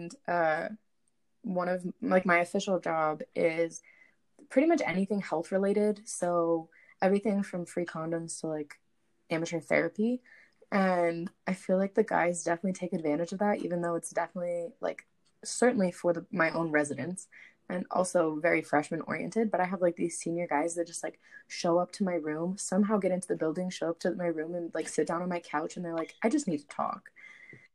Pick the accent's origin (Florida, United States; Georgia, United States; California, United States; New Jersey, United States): Florida, United States; moved away as an adult; I grew up in Florida